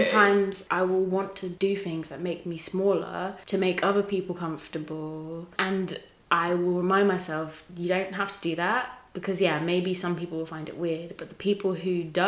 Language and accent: English; England, United Kingdom; also born or lived in Tanzania; So I was born in Tanzania. I moved when I was 5 to a small town in England, so random.